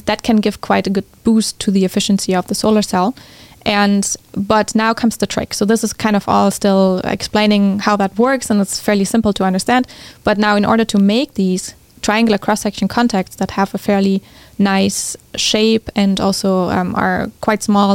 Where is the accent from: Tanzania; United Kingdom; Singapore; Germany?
Germany; moved away as an adult; also born or lived in California; I'm originally from Germany, which many people um, have a hard time to believe, but I grew up there.